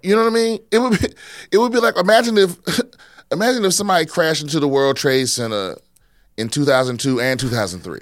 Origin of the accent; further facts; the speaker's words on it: East Coast, United States; now in Texas, United States; my whole life growing up on the East Coast